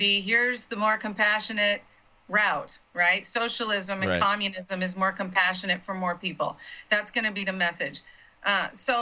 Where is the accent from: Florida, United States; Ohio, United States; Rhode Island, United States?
Florida, United States; I'm from Florida and I cut my teeth on Florida politics